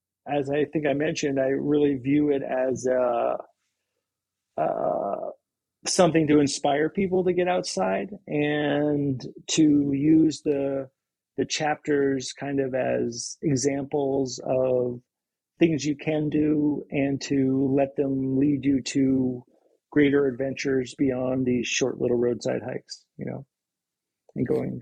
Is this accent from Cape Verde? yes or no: no; East Coast, United States; now in Seattle, United States; I mean, I'm from the East Coast, and I knew, the head of the Charles and the preppy, New England crew racing.